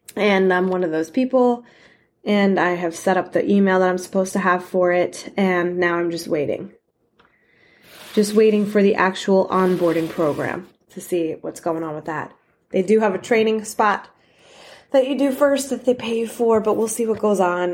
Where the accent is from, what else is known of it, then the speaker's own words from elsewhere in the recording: New York, United States; I'm from New York